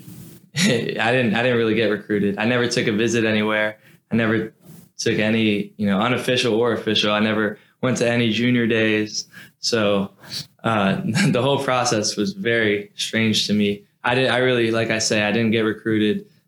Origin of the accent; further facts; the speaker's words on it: Fairhope, Alabama, United States; moved away as an adult; now in Durham, United States; everybody in my hometown knows me as a basketball player. So if you go down back home to Fairview